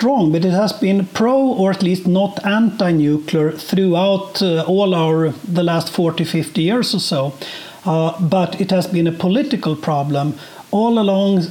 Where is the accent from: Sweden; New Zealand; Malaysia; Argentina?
Sweden; also born or lived in Bloomington, Indiana; I was born and raised in Sweden and have lived most of my life here.